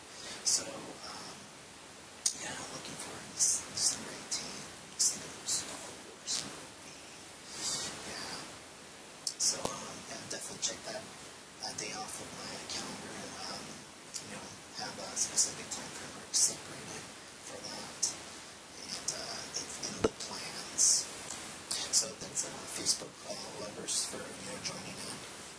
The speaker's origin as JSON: {"language": "English", "region": "California", "country": "United States", "also_born_or_lived": "Salt Lake City, Utah", "moved": "yes", "said": "I'm originally from California"}